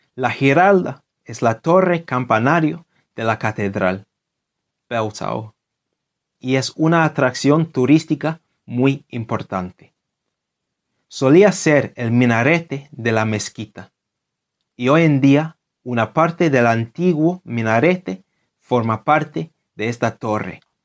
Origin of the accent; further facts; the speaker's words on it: London, United Kingdom; Spanish is a second language; Londres, mi ciudad natal